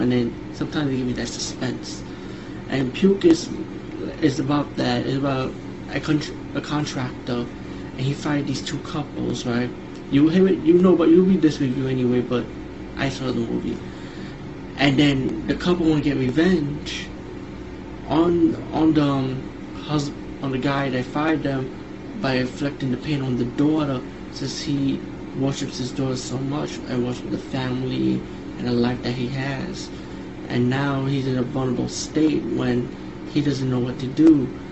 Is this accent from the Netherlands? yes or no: no; India; being Indian, I grew up around these supernatural stories